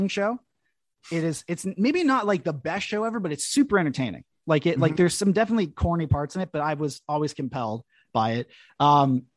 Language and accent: English; Canada; as a Canadian